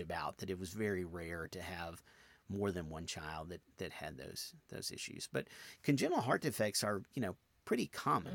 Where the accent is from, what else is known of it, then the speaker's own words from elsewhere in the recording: outside Nashville, Tennessee, United States; now in Memphis, United States; I grew up outside Nashville in nineteen seventy-eight